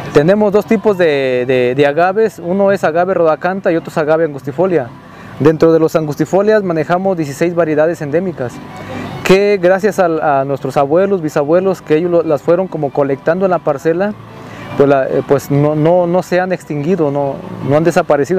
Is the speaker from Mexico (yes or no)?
yes; Zapotitlán de Vadillo, Jalisco, Mexico; soy de Zapoitlán de Vadillo, Jalisco